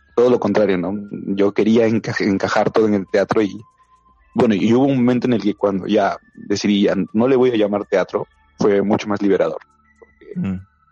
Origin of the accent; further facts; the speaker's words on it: Tacna, Peru; moved away as an adult; now in Lima, Peru; en realidad yo no soy de aquí, de Lima, yo soy de Tacna